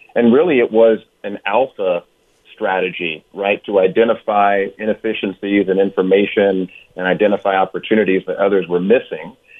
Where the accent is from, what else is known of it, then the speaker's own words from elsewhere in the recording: Oakland, California, United States; also born or lived in Hampton, Virginia; I grew up in Oakland, California